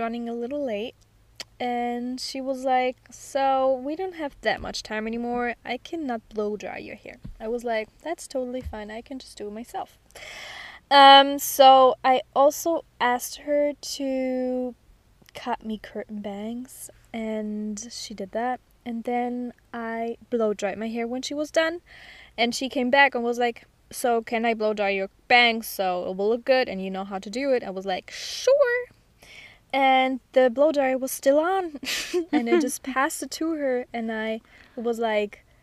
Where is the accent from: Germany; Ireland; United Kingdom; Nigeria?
Germany; I'm from Germany